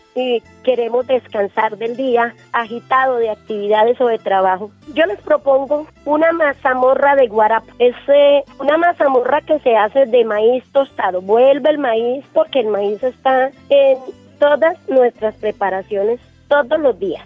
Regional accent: Páramo, Santander, Colombia; aquí en mi pueblo

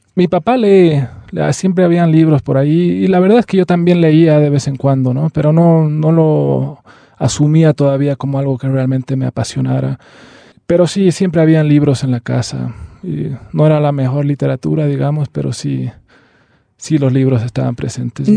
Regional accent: Bolivia; nosotros somos eh, árabes y también somos bolivianos

